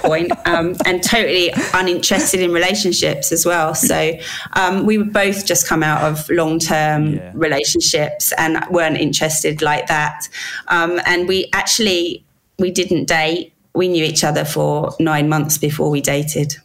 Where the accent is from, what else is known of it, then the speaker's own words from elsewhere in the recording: London, United Kingdom; also born or lived in Wales; I was born in England